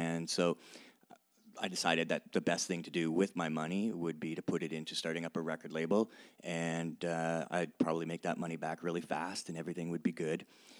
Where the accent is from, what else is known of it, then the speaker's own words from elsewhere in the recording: Canada; as a Canadian, I needed to really discover a lot more Canadian rap music.